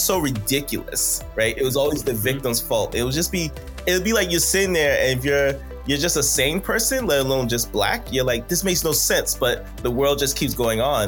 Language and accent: English; Boston, Massachusetts, United States; also born or lived in New York / Barbados; Me, my family's from Barbados. They immigrated here. I grew up in Boston, kind of Boston, New York, and Barbados a little bit, going back and forth